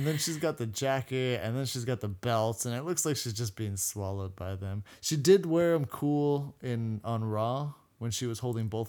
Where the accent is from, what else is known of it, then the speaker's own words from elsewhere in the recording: Canada; We're Canadian.